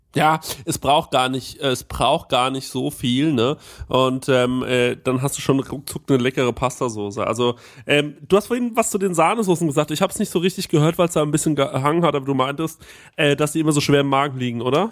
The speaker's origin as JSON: {"language": "German", "region": "Bavaria", "country": "Germany", "said": "als Bayer"}